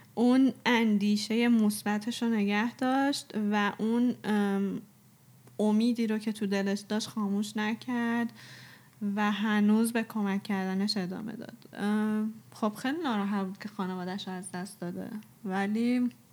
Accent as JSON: {"language": "Persian", "country": "Iran", "said": "ما ایرانیم"}